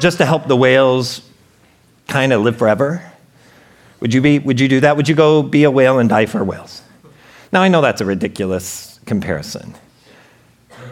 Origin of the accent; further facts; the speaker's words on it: Portland, Oregon, United States; I'm from Portland, Oregon